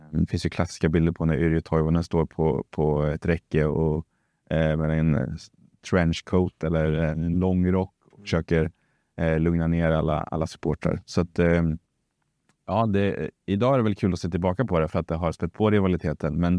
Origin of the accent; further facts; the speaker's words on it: Degerfors / Karlskoga, Örebro County, Sweden; Vi är inte värmlänningar, vi är inte örebroare eller närkingar utan vi är Degerforsare och Karlskogingar.